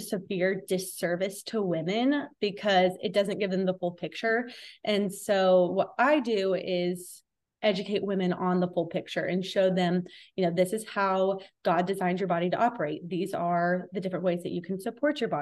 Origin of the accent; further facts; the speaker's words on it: Texas, United States; moved away as an adult; also born or lived in Houston area; now in Florida, United States; We're from Texas originally, so born and raised there my whole life